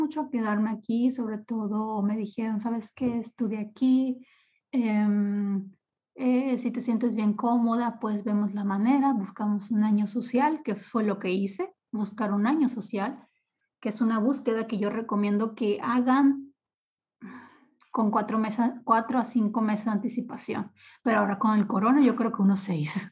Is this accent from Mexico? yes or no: yes; Ciudad Obregón, Sonora, Mexico; moved away as an adult; also born or lived in Mexico City / Cancún; now in Sankt Peter-Ording, Germany; Ciudad Obregón es el lugar donde yo nací, donde yo pasé mis primeros 25 años de vida